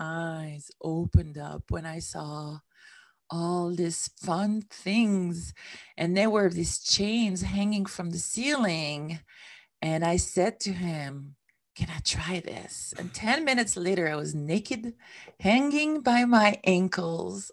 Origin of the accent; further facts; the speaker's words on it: Switzerland; moved away as an adult; also born or lived in San Diego; I came from Switzerland, which is where I come from.